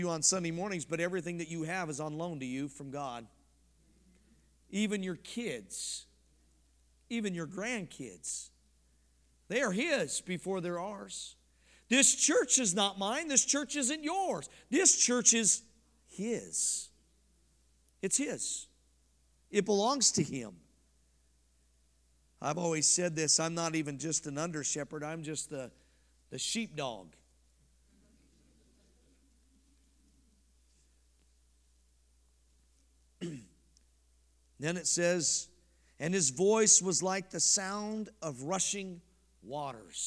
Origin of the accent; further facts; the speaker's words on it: Colorado, United States; moved away; I'm from Colorado